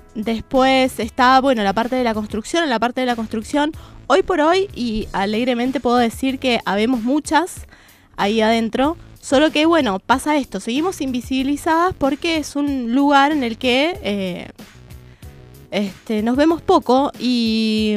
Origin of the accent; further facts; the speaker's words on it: Mendoza, Argentina; moved away as an adult; now in Buenos Aires Province, Argentina; Yo soy mendocina, sí. Pero me siento mucho más de bonaerense que mendocina, podría decir. Y la verdad es que vivo acá desde el 2001